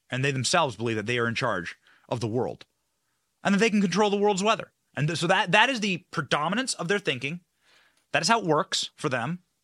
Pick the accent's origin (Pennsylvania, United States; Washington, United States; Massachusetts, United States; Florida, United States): Florida, United States; Tampa; my hometown of Tampa